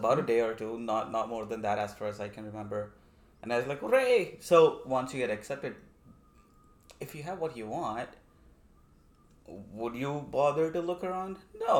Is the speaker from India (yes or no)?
yes; India; moved away as an adult; now in Vancouver, Canada; I'm from India, that's right.